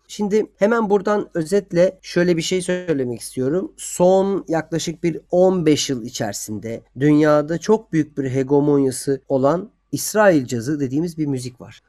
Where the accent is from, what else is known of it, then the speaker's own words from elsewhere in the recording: Turkey; ben Türk'üm ve e, bu topraklarda yaşıyorum